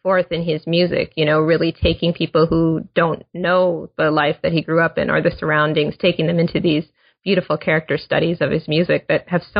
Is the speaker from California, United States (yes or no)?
no; Minnesota, United States; So I grew up in Minnesota, so I'm hoping you can defend this a little to me.